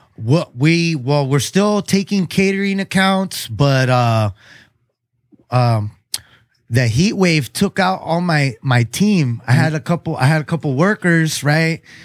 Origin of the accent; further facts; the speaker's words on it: Chula Vista, California, United States; I grew up in Chula Vista too, South Chula Vista.